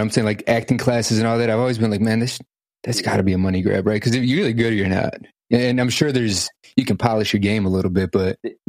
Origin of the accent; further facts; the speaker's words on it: Chicago, Illinois, United States; moved away; also born or lived in San Diego, California; I'm from Chicago as well.